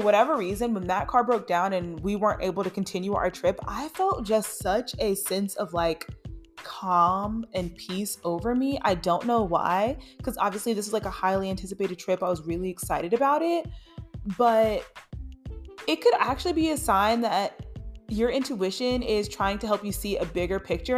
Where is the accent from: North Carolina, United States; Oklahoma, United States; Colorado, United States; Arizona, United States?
North Carolina, United States; Charlotte; I am from Charlotte